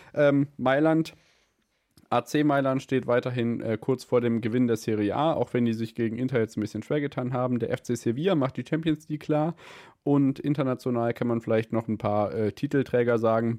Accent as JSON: {"language": "German", "region": "Hesse", "country": "Germany", "said": "bei uns in Hessen"}